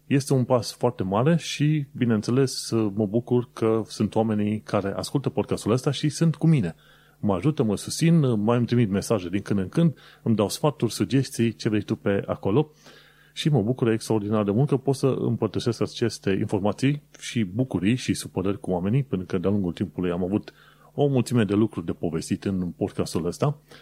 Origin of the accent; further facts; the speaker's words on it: Romania; now in United Kingdom; născut pe acolo